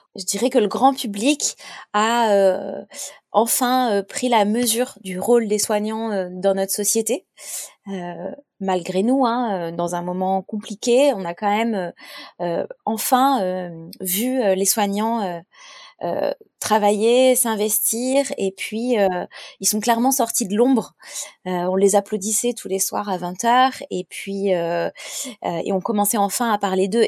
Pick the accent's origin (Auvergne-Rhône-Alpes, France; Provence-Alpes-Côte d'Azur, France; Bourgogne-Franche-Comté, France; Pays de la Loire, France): Auvergne-Rhône-Alpes, France; Grenoble; On vient de Grenoble